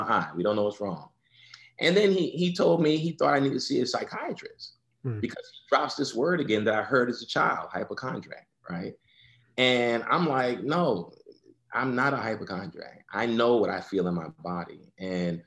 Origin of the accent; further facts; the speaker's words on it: New York, United States; I born and raised in New York. First one in my family born in the United States, actually.